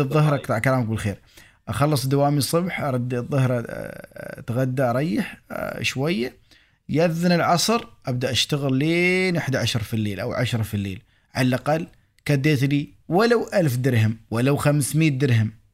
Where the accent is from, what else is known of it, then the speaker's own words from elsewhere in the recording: United Arab Emirates; accent: Emirati; احنا نرمس اماراتي